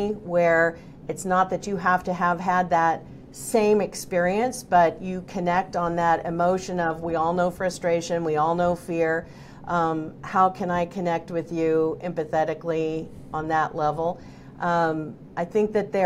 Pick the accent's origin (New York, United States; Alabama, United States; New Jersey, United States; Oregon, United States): Oregon, United States; moved away; I'm originally from Oregon